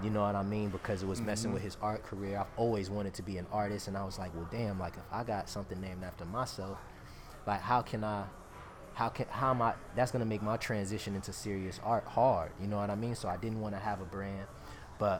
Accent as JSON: {"language": "English", "town": "Oakland", "region": "California", "country": "United States", "said": "I'm from Oakland"}